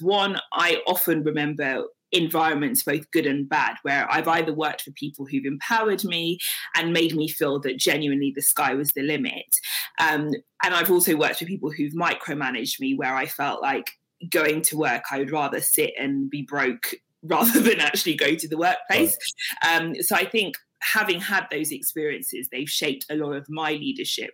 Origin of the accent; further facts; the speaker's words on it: London, United Kingdom; also born or lived in Nigeria / Lincoln / Leicester; I was born in Nigeria and moved here with my parents when I was six months old. So I've lived in London for most of my life. Um, I did live in Lincoln and Leicester for a few years growing up as well.